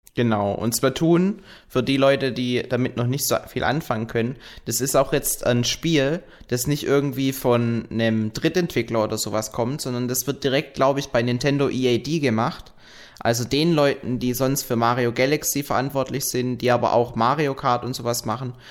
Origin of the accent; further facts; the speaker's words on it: Frankfurt, Hesse, Germany; moved away; in Frankfurt, in meiner alten Heimat